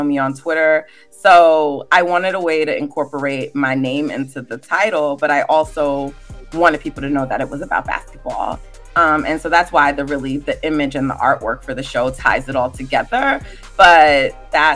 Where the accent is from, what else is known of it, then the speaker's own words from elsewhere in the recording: New York, United States; So I actually live on the East Coast. I'm from New York